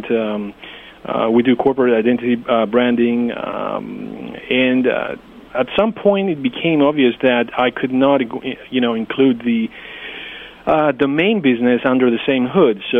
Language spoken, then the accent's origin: English; Greece; English is a second language; as I as I said, I'm from Greece. I, I needed to maintain uh, the touch with, you know, my language, my culture.